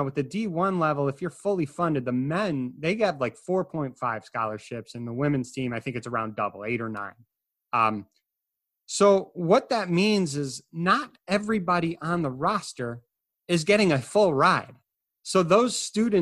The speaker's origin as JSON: {"language": "English", "region": "Illinois", "country": "United States", "said": "I'm from Illinois"}